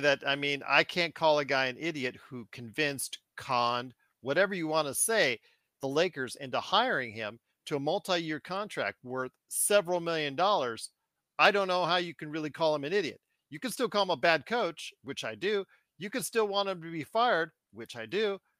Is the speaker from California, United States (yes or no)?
yes; Inglewood, California, United States; I was born in Inglewood, California.